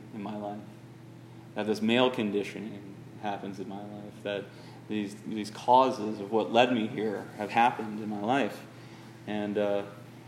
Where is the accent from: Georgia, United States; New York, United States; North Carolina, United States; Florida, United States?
Florida, United States; Northwest; being from Florida, Northwest Florida, Lower Alabama